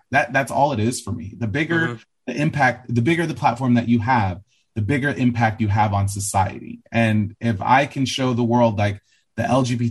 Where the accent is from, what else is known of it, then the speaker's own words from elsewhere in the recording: Los Angeles, California, United States; growing up in Los Angeles and being from the suburbs